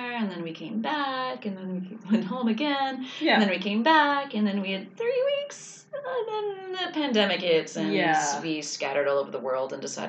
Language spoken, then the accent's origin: English; northern Saskatchewan, Canada; moved away as an adult; also born or lived in Durham / Vermont; now in China; I originally grew up in northern Saskatchewan, Canada